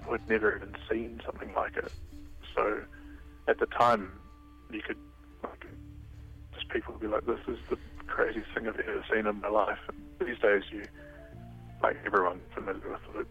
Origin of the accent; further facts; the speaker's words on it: New Zealand; moved away as an adult; also born or lived in Wellington; now in Netherlands; I'm obviously from New Zealand